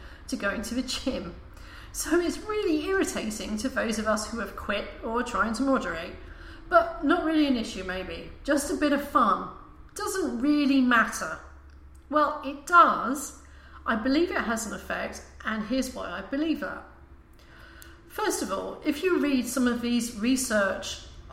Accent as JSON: {"language": "English", "country": "United Kingdom", "said": "I'm British"}